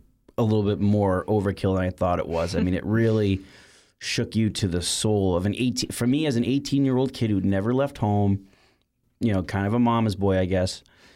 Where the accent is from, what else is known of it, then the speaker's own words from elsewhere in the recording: Boston, Massachusetts, United States; You know, I grew up in Boston my whole life, and Massachusetts is a very patriotic state in regards to veterans.